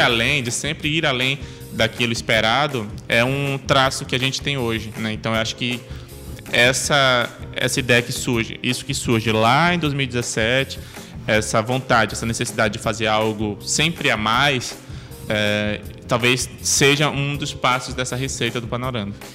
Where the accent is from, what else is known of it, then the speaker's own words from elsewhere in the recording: Amaraji, Pernambuco, Brazil; moved away as an adult; now in Manaus, Brazil; eu sou natural de Amaragi, é uma cidade do interior de Pernambuco, né? Fica na zona da mata de Pernambuco